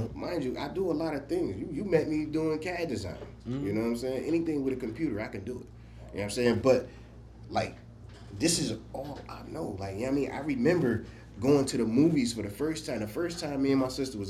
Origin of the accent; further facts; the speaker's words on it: Newark, New Jersey, United States; now in Buffalo, United States; I was born in North.